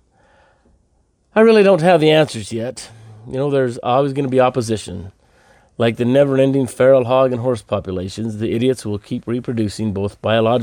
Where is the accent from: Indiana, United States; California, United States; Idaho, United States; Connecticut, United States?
Idaho, United States; my home state of Idaho